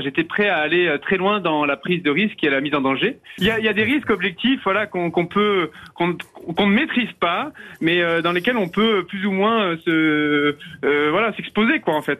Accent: Vercors massif, Auvergne-Rhône-Alpes, France; Je viens du massif du Vercors à la base, mais euh, ma mère étant euh, du massif des écrins

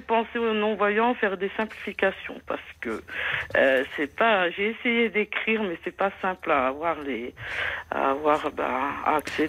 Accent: Moselle, Grand Est, France; je suis de la Moselle

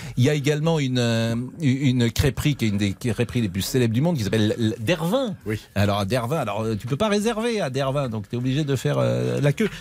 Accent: Nantes, Pays de la Loire, France; je suis nantais

